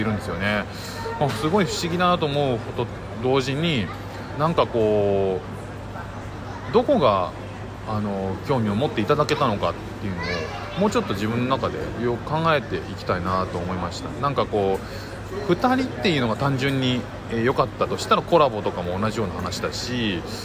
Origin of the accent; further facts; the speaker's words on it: Japan; 日本人の僕ら